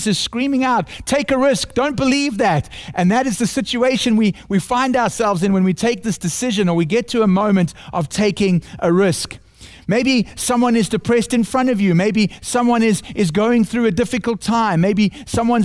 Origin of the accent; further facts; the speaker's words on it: South Africa; accent: South African; my heavenly accent from South Africa